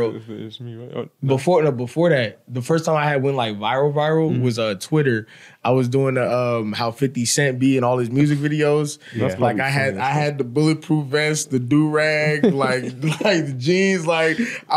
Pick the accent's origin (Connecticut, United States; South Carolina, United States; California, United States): California, United States; San Francisco; I'm from the Bay Area, San Francisco